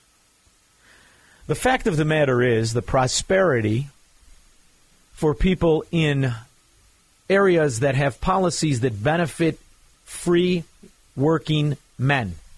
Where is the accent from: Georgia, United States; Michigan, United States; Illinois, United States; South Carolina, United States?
Illinois, United States; Melrose Park; I am from Melrose Park, which went from a very heavy Italian neighborhood to a very heavy Hispanic neighborhood.